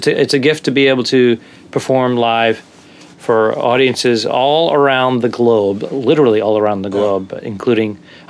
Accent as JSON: {"language": "English", "region": "Rhode Island", "country": "United States", "also_born_or_lived": "Boston / New York City", "moved": "yes", "said": "I lived in Boston for many, many years, but I'm originally from Rhode Island"}